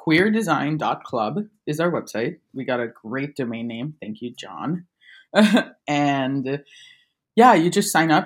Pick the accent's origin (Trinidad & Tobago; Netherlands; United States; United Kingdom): Trinidad & Tobago; now in Buenos Aires, Argentina; I'm a Trinidadian born graphic designer. Um, I currently live in Buenos Aires, Argentina